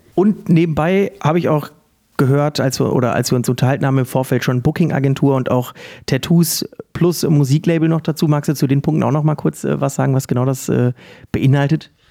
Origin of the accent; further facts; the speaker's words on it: Essen, North Rhine-Westphalia, Germany; in meiner Heimatstadt im Perlenkind Essen